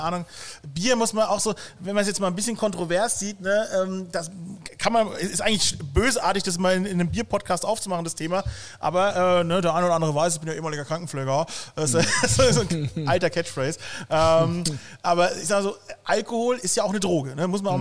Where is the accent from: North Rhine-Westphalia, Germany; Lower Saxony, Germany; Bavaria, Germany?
Bavaria, Germany; now in Cologne, Germany; als Bayer